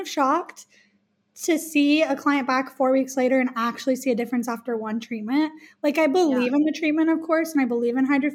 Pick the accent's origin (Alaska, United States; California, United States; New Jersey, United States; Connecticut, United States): Alaska, United States; I'm born and raised in Alaska